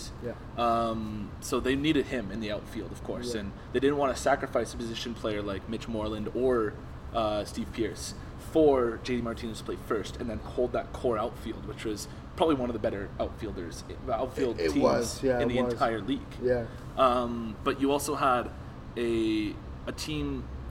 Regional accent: Canada; As a Canadian

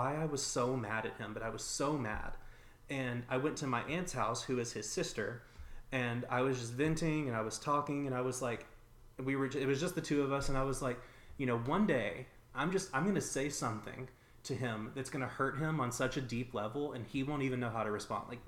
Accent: a small town in the South, United States; I also grew up in a really pretty small town in the South where like being gay is just not okay

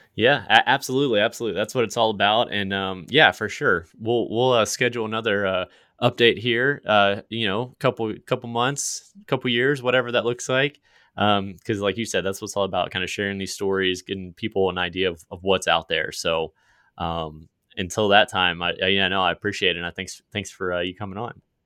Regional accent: Virginia, United States; moved away; my home state. I'm not there anymore

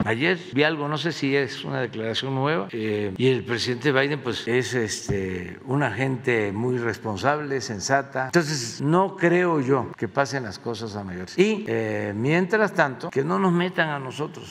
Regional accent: Mexico; soy representante del Estado mexicano

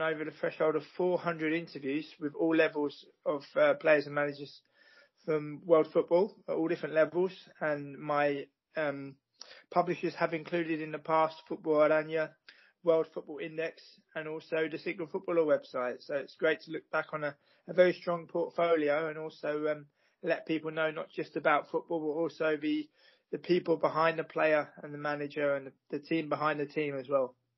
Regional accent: United Kingdom; moved away as an adult; now in Amsterdam, Netherlands; I was born and raised in Great Britain, and at the age of 21, I relocated to the Netherlands and Amsterdam

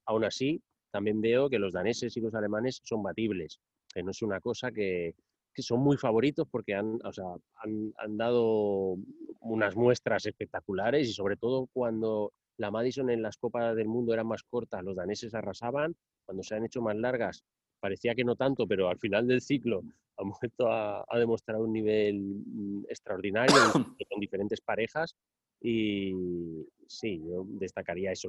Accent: Silla, Valencian Community, Spain; en mi pueblo se hiciese un velódromo, ¿no? El velódromo de Silla y allí me crié

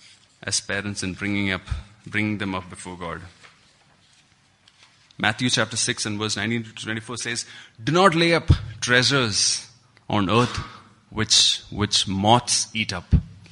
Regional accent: Kuwait; Christy is John's brother, and we grew up together in Kuwait.

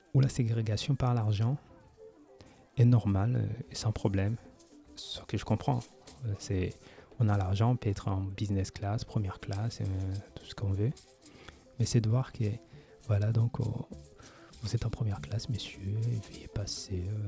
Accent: France; now in Japan; Je viens de la France avec un service public assez développé

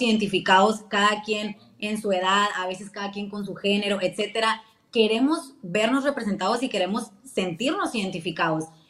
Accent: Hermosillo, Sonora, Mexico; Hermosillo, Sonora, orgullosamente de Villa de Ceres

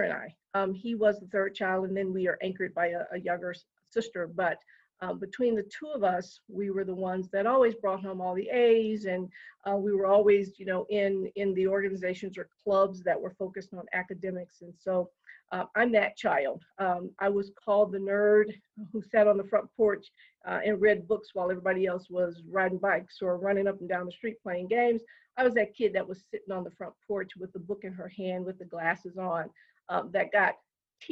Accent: Detroit, Michigan, United States; now in Colorado, United States; I grew up in Detroit, Michigan

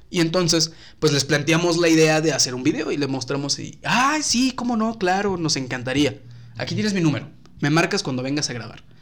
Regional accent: Tampico, Tamaulipas, Mexico; also born or lived in San Luis Potosí; Pero durante mucho tiempo, pues viví en, en, Tampico.

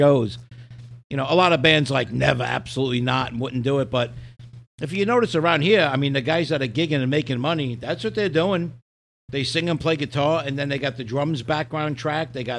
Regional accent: New York City, New York, United States; When I grew up in Brooklyn, stores close at 9:30, 10 o'clock

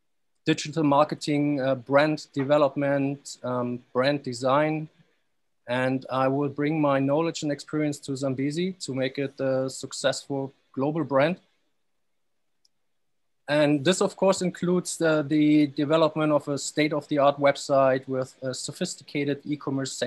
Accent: Stuttgart, Baden-Württemberg, Germany; moved away as an adult; also born or lived in Dubai; I'm from Stuttgart, Germany

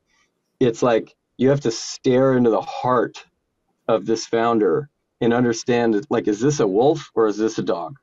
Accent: Houston, Texas, United States; I was born in Houston. I'm a Texan

